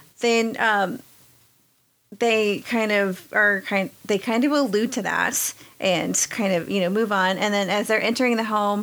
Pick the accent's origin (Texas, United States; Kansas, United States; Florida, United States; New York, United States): Texas, United States; moved away